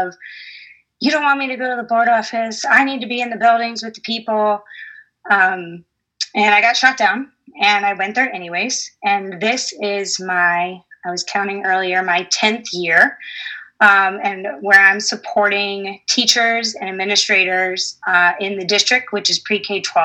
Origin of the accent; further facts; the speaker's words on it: suburb of Toledo, Michigan, United States; now in Sidney, United States; I grew up in Michigan as a suburb of Toledo. So I can use my hand to point where I'm from